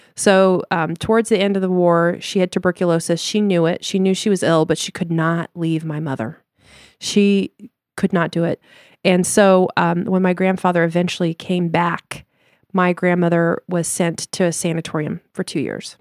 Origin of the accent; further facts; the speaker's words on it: Denver, Colorado, United States; moved away; also born or lived in Chicago / Limburg, Netherlands (family); we're from Denver, Colorado originally, and moved to Chicago